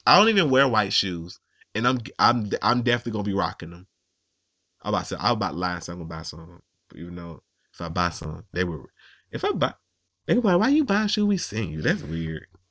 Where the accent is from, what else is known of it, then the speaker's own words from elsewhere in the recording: the South, United States; I'm from the South